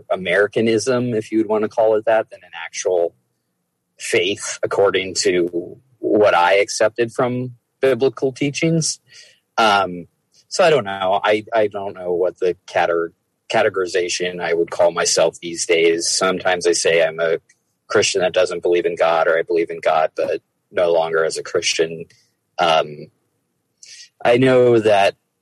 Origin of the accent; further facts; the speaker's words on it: Dayton, Ohio, United States; moved away as an adult; also born or lived in Pittsburgh, Pennsylvania / Cincinnati, Ohio / Chicago, Illinois; now in Milwaukee, United States; So I was born in Pittsburgh. I mostly grew up in Ohio. My first apartment was in Cincinnati, though I grew up outside Dayton